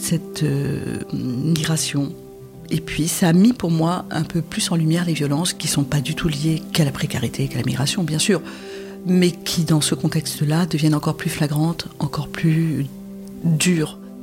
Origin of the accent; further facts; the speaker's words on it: Lebanon; je suis née au Liban en 1959.